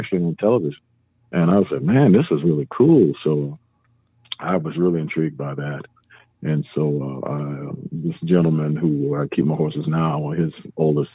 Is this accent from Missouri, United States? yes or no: no; Cleveland, Ohio, United States; moved away; I was born and raised in Cleveland, Ohio